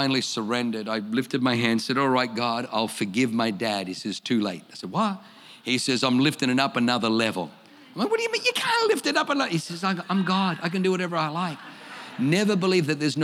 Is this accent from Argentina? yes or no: no; Australia; accent: Australian; also born or lived in Germany; I speak with an Australian accent